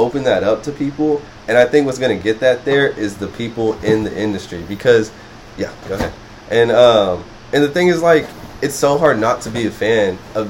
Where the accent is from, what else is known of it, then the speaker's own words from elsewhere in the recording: Elgin, Texas, United States; I remember in my hometown, like, yeah. Maynard, Elgin area